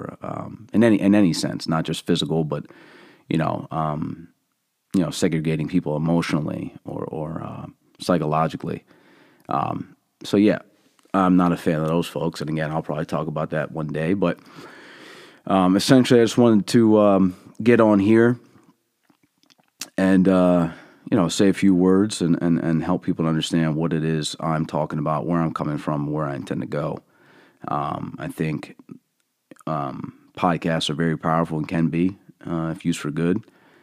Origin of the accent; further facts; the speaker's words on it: Allentown, Pennsylvania, United States; I was born and raised in Allentown, PA, and, you know, I have been given a set of lenses, that are pretty unique, I think.